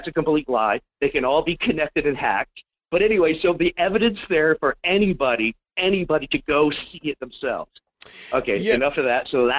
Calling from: Fairbanks, Alaska, United States; in Fairbanks.

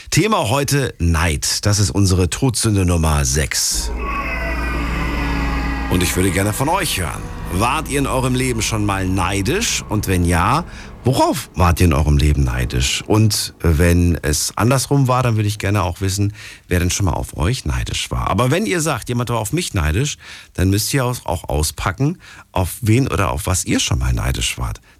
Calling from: Linz am Rhein, Rhineland-Palatinate, Germany; Ich komme hier aus Linz am Rhein. Das ist zwischen Bonn und Koblenz.

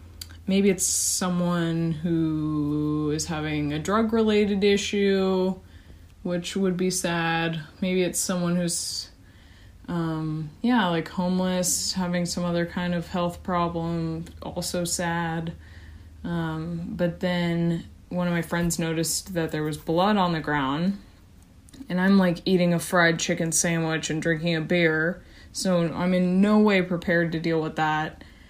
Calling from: California, United States; I'm a listener from California.

